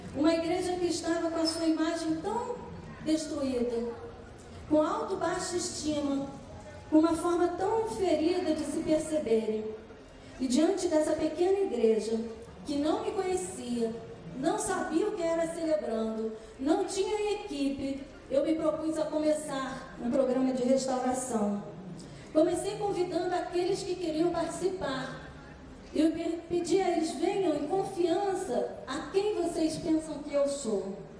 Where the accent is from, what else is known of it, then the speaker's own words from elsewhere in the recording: Petrópolis, Rio de Janeiro, Brazil; Eu nasci num lar muito pobre, em Petrópolis